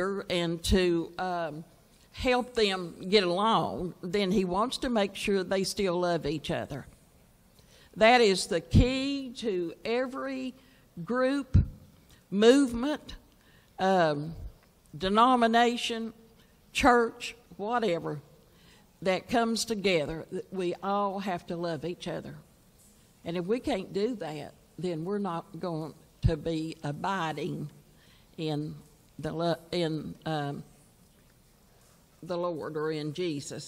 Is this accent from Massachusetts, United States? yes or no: no; Virginia, United States; I was from Virginia